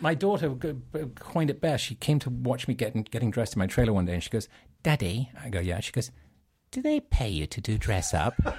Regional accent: England, United Kingdom; growing up in England

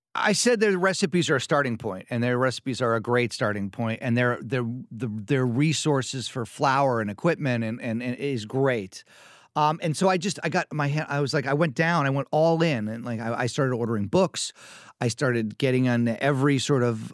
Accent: New York City, New York, United States; I grew up in New York City

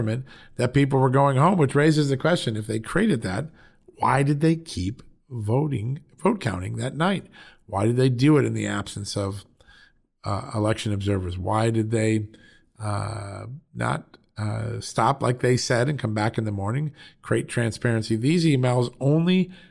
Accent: Connecticut, United States; I grew up in Connecticut

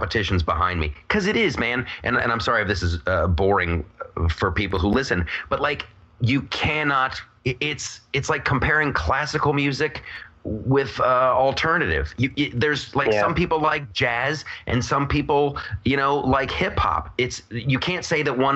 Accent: Ohio, United States; I'm from Ohio

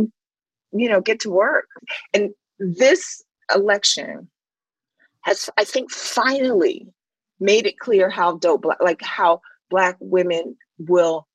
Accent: Washington, District of Columbia, United States; moved away; also born or lived in New York; growing up in Washington, D.C., when it was Chocolate City

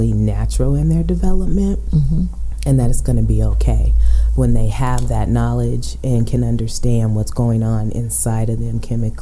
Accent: Aurora, Colorado, United States; I'm born and raised in Aurora, so mm-hmm. I know Aurora. I've been there for 46 years

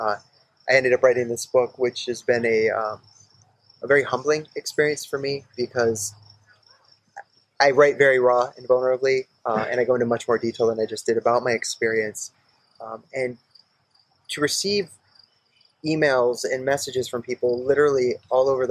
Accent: East Haddam, Connecticut, United States; also born or lived in Maine / Milford; I was born in Maine, and I grew up in Milford and East Haddam

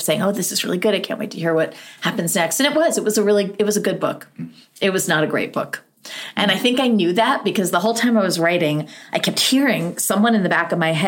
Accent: United States; also born or lived in near Dartmouth, New Hampshire; as an American

